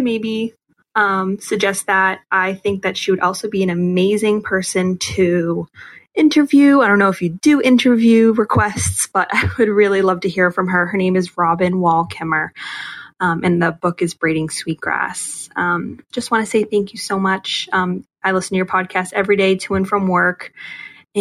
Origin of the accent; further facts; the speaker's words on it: Massachusetts, United States; I'm 24 and I'm from Massachusetts.